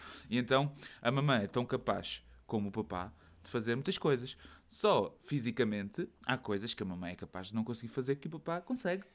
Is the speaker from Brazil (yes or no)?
no; Portugal; moved away as an adult; now in Belgium; eu disse que era de Portugal